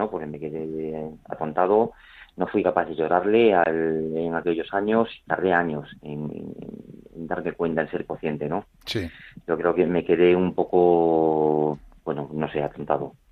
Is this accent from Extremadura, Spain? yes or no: yes; Badajoz, Extremadura, Spain; born there; Bueno, pues yo también nací en Badajoz, en una familia cristiana, somos seis hermanos y yo el segundo y único varón.